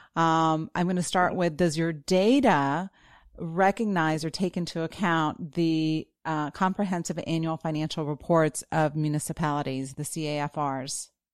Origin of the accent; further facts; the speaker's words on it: Florida, United States; I'm from Florida